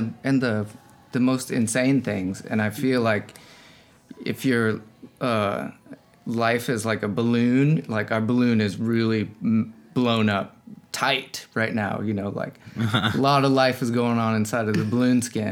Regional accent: Denver, Colorado, United States; also born or lived in Texas; I grew up in Denver mostly

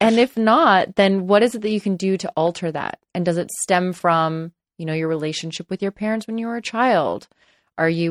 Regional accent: Los Angeles, California, United States; I grew up in Los Angeles and I live in Los Angeles. Still

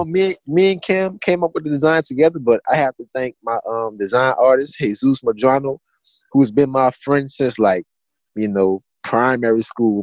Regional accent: Assumption Parish, Louisiana, United States; where I'm from, I'm from Assumption Parish, Louisiana

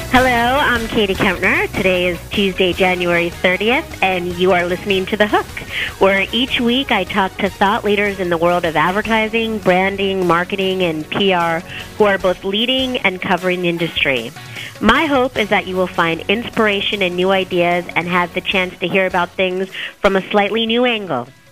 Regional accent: New Jersey, United States; now in Miami, United States; I'm from New Jersey, and I've decided that's too cold for me

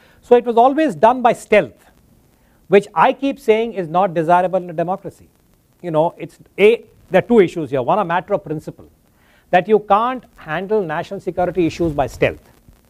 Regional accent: India; as an Indian analyst

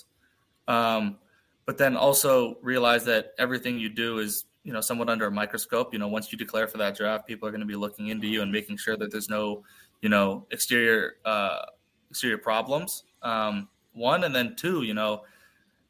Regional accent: United States; we're American

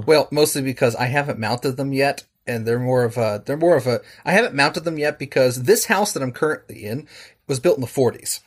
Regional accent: Charleston, West Virginia, United States; I'm from Charleston, West Virginia, uh, over on the Eastern Seaboard.

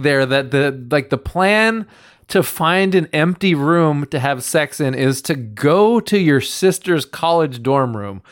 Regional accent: Reedley, California, United States; growing up in Reedley

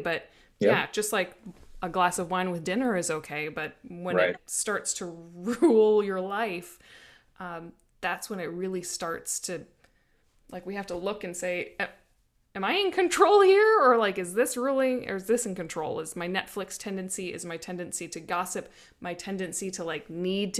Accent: Midwest, United States; I grew up in the Midwest

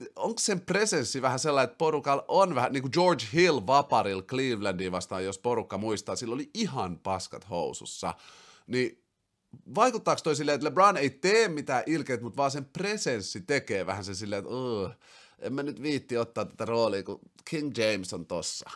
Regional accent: Finland; also born or lived in Brussels, Belgium / Helsinki; Sitten mä muutin takas Suomeen sieltä Brysselistä, mä olin siellä vuoden

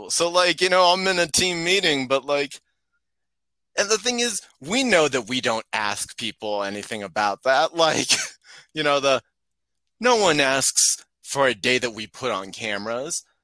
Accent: Arizona, United States; now in Colorado, United States; Yeah, no, I'm from Arizona, and um, yeah, this is like I never moved.

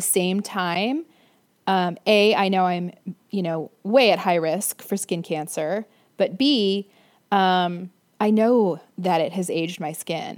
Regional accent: Florida, United States; I grew up in Florida.

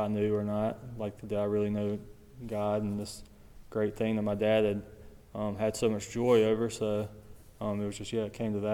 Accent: Sumrall, Mississippi, United States; I grew up in Summerall, Mississippi

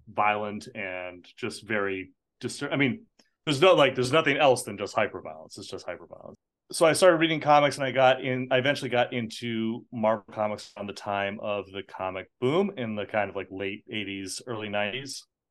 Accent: United States; I was born in America. I am American citizen, but I'm also an Irish citizen

